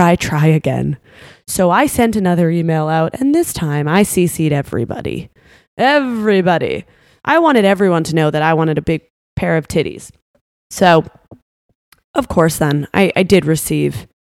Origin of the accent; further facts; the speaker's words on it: Canada; now in Florida, United States; I'm from Canada, but I moved to Florida